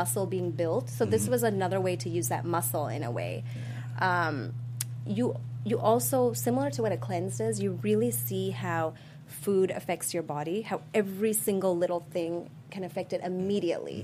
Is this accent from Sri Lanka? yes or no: yes; Sri Lanka; moved away; I was born in Sri Lanka.